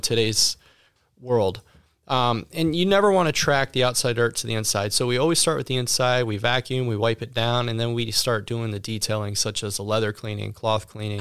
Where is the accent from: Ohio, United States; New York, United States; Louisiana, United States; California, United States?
Ohio, United States; also born or lived in Palm Beach, Florida / Texas; now in Sugar Land, United States; I was born and raised in Ohio.